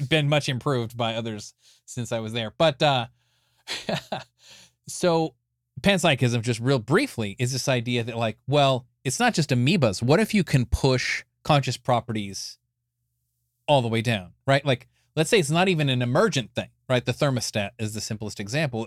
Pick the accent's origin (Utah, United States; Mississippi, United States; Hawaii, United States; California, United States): California, United States; Escondido; I was born in Escondido, California in 1974